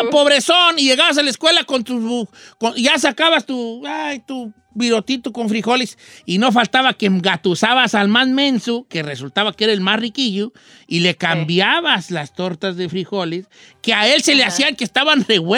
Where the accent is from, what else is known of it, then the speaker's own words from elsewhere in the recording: La Piedad, Michoacán, Mexico; now in Los Angeles, United States; Yo soy de la Piedad, Michoacán, viejón.